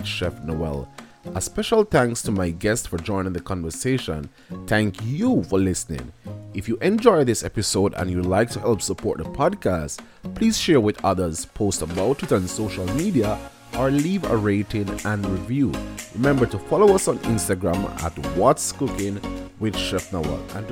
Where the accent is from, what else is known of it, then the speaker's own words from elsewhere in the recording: Jamaica; moved away; we come from the Caribbean